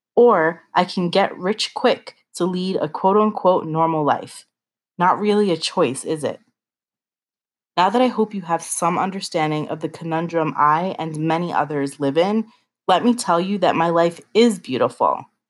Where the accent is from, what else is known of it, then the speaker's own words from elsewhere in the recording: United States; I am proud to be an American